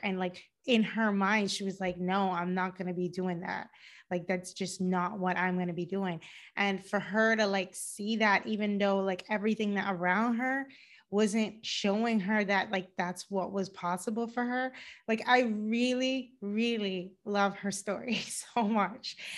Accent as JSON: {"language": "English", "country": "Cayman Islands", "also_born_or_lived": "Georgia, United States / Boston, United States", "moved": "as an adult", "lives_now": "Los Angeles, United States", "said": "I live in Los Angeles, but I'm originally from the Cayman Islands."}